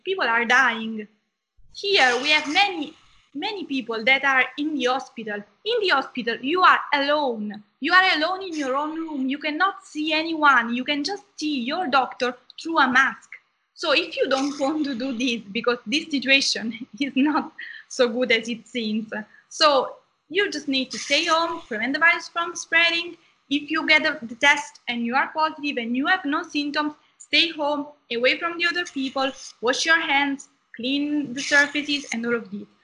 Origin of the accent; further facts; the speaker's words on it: Southern Italy, Italy; I am from Italy. I come from the south of Italy